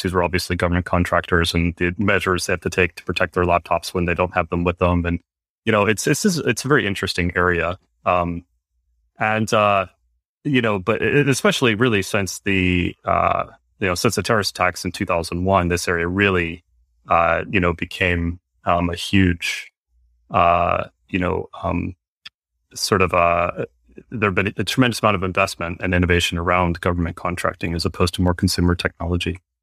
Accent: Northern Virginia, United States; I grew up in Northern Virginia, which is where I am now

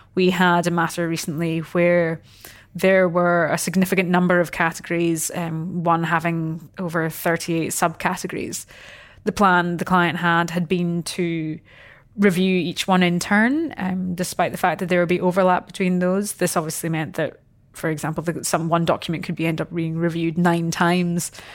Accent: Scotland, United Kingdom; moved away as an adult; now in Australia; I'm obviously not from here. Um, so I came across from Scotland ten years ago

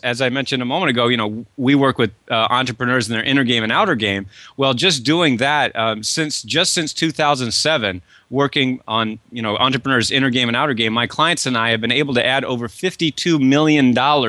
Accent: Kennebunkport, Maine, United States; I grew up in Kennebunkport, Maine, and you're there in Portland.

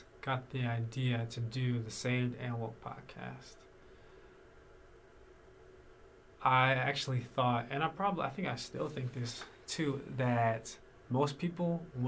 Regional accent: North Carolina, United States; I've been born and raised in North Carolina

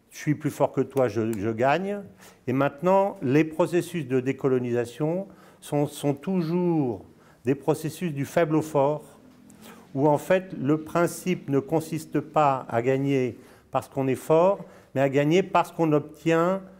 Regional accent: Dolisie, Republic of the Congo; born there; also born or lived in Senegal / Morocco / Spain / Brazil; D'abord, je suis né, je suis né au Congo, hein, à Dolisie, je ne sais pas si tu connais, à côté de, Bra à côté de voilà. j'ai vécu au Sénégal, au Maroc, en Espagne, au Brésil.

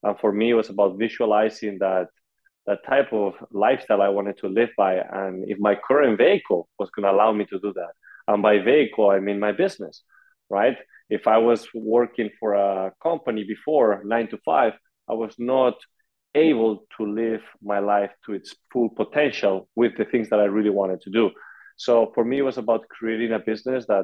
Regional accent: Madrid, Community of Madrid, Spain; moved away as an adult; now in United States; I come originally from Madrid, Spain

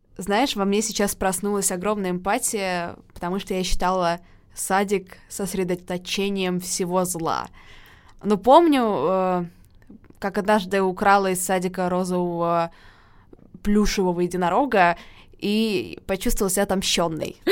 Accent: Saint Petersburg, Russia; Саша, как и я, из Питера

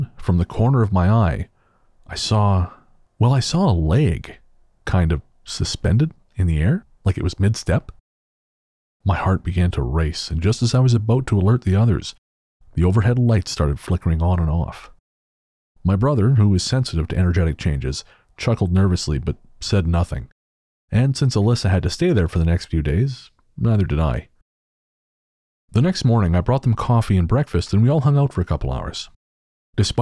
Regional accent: Canada

